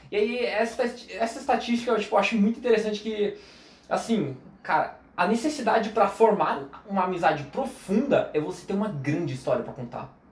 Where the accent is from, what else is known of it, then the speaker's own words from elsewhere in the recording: Foz do Iguaçu, Paraná, Brazil; born there; also born or lived in São Paulo; Na real, tipo assim, eu nasci em Foz. Eu morei 17 anos